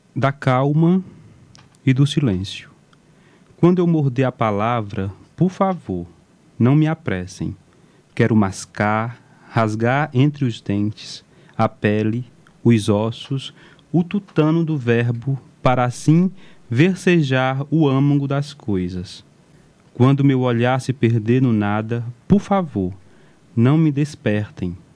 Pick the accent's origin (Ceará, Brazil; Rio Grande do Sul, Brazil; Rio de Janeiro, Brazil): Ceará, Brazil; Amontada; sem esquecer de onde vim, sem esquecer onde as raízes estão fincadas, que é Caetanos de Cima, uma comunidade de resistência, um assentamento da reforma agrária